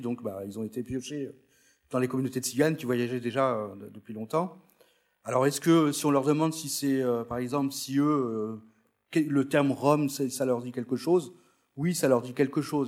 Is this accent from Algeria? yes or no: no; France; je suis né en France, mais mes parents sont venus, euh, d'Espagne